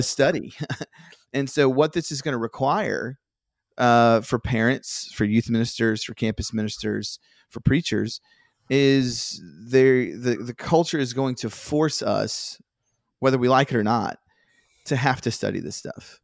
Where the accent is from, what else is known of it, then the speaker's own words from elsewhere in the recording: Virginia, United States; I grew up in Virginia